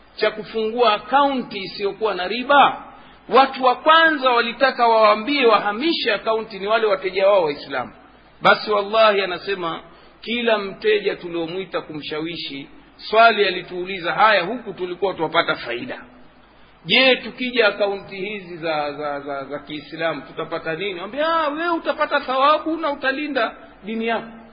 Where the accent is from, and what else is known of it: Tanga, Tanga Region, Tanzania